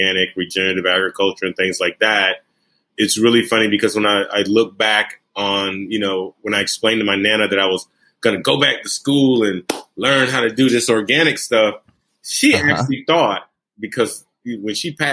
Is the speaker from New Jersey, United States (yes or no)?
no; Brunswick, Georgia, United States; also born or lived in Bridgeport, Connecticut; I was born in Bridgeport, Connecticut, but I was raised here in Brunswick, Georgia